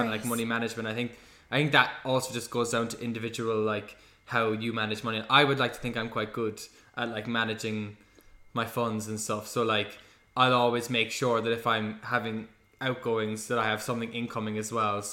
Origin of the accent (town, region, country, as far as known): Cork, Munster, Ireland; born or raised there; moved away as an adult; also born or lived in London